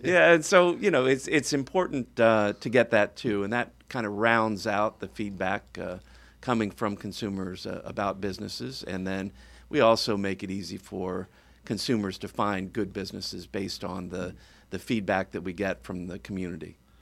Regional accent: suburban Virginia, United States; moved away as an adult; now in Florida, United States; my father was a school teacher and decided that he couldn't make a good living in West Virginia, so he moved us down, uh, outside of D C in Virginia, suburban, uh, Virginia. And I lived there most of my life

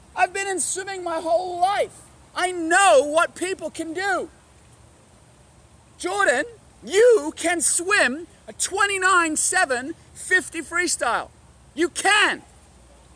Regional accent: Hong Kong; I grew up in Hong Kong.

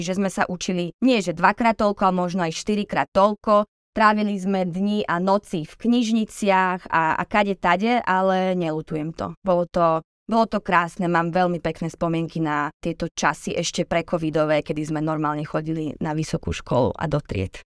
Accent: Bratislava, Bratislava Region, Slovakia; moved away as an adult; also born or lived in Vajnory; now in Bergamo, Italy; som z Bratislavy

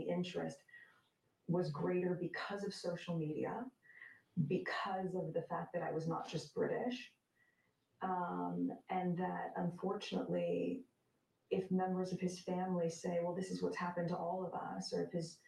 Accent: United States; my being American

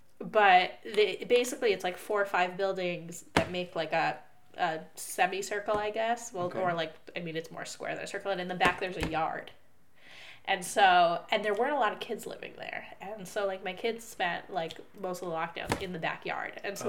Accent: New Jersey, United States; now in Israel; The New York area. I grew up in New Jersey.

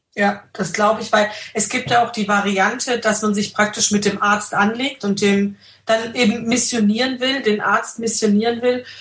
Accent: Austria; bei uns in Österreich

